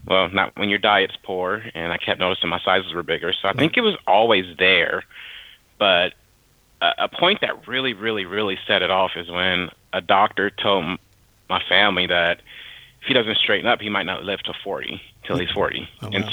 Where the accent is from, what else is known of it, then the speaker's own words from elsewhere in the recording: Dayton, Ohio, United States; moved away as an adult; now in North Carolina, United States; I was born and raised in Dayton, Ohio